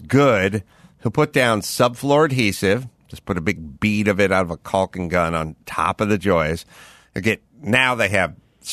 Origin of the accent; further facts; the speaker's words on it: Los Angeles, California, United States; I'm from North Hollywood